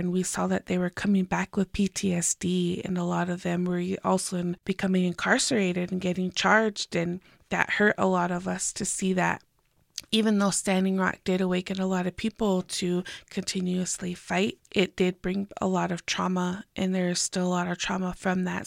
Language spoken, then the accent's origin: English; Pueblo of Jemez, New Mexico, United States; I am from the Pueblo of Jiménez